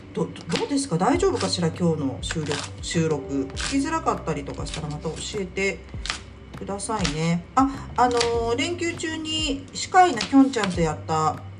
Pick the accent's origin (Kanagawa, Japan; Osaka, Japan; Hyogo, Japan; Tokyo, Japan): Tokyo, Japan; 東京に住んでおりましたので東京出身なんでね